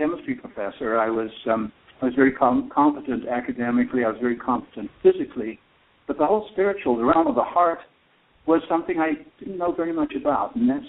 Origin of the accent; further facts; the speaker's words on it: South Africa; moved away as an adult; also born or lived in United Kingdom / Santa Cruz, California; now in United States; Yeah, so I'm British. I grew up in South Africa, moved there when I was a young child. Got to grow up in this truly amazing country called South Africa